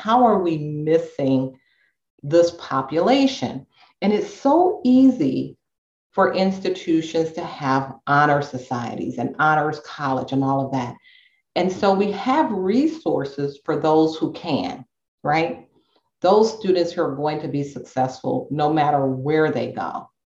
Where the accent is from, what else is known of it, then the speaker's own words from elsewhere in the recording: Inglewood, California, United States; I grew up in Inglewood. So I don't know if you know that about me, but I grew up in Inglewood.